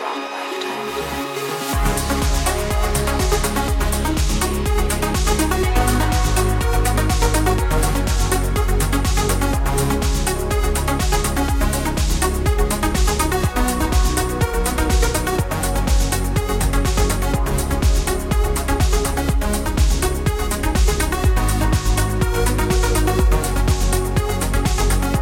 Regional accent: New Zealand; I'm from New Zealand

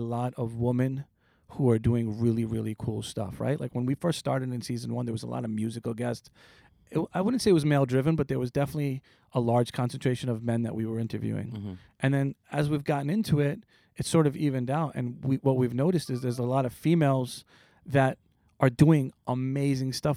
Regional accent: East Meadow, New York, United States; also born or lived in Queens, New York; I was raised in a town called East Meadow

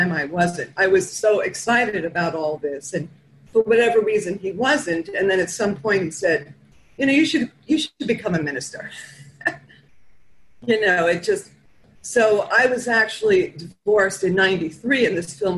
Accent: New York City, New York, United States; I'm from Flatbush. It's in Brooklyn

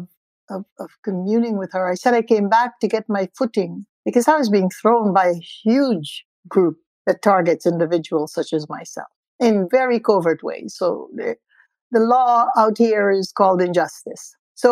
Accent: India; being an Indian or an ethnic person does have its advantages

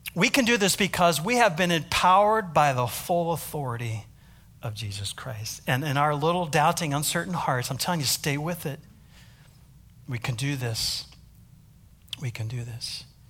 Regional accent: United States; accent: American; now in South Africa; my American accent

